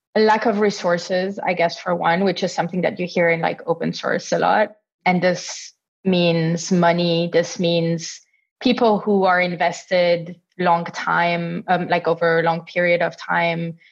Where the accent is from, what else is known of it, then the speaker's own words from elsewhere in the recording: Italy; also born or lived in Austria; now in Berlin, Germany; I'm originally from Italy